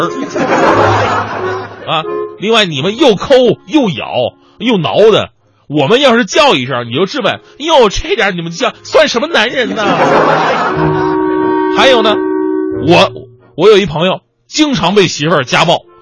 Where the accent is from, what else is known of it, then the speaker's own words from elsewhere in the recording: Northeast China, China; 我是东北人